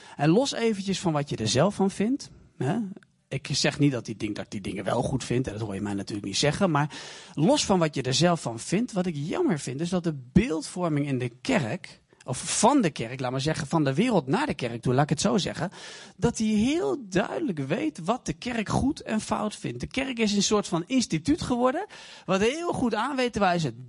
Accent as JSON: {"language": "Dutch", "town": "Deventer", "region": "Overijssel", "country": "Netherlands", "said": "Ik kom uit Deventer."}